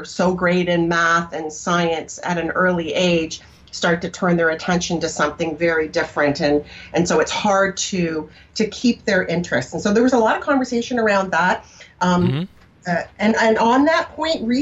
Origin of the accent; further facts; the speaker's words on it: Canada; now in United States; So I was Canadian at the time. I'm an American now